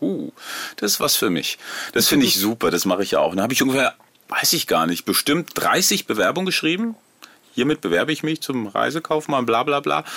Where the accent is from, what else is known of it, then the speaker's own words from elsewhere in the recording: Rheine, North Rhine-Westphalia, Germany; Ich bin in Rheine in Westfalen groß geworden